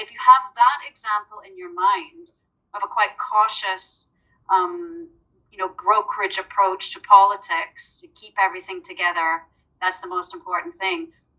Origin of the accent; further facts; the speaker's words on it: Canada; as a Canadian